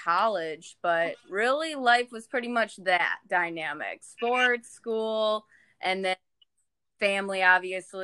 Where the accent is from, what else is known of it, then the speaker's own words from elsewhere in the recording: Michigan, United States; I'm originally from Michigan. I grew up with three other siblings